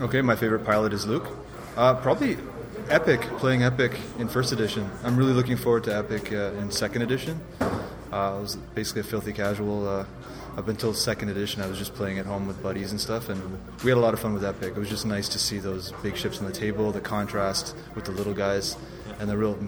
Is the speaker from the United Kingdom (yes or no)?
no; Montreal, Quebec, Canada; now in Ottawa, Canada; I'm originally from Montreal, but I live in Ottawa now, and I've been playing X-Wing for about 2 years.